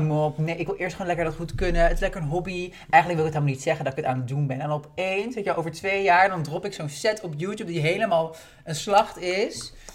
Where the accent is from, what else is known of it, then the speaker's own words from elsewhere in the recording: Haarlem, North Holland, Netherlands; also born or lived in Bloemendaal; ik kom uit Haarlem en Bloemendaal